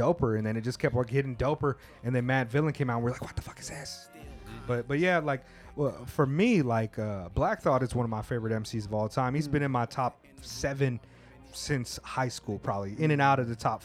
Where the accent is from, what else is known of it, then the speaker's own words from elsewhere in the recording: Southern California, United States; Growing up in Southern California, it's like you couldn't even wear Raiders gear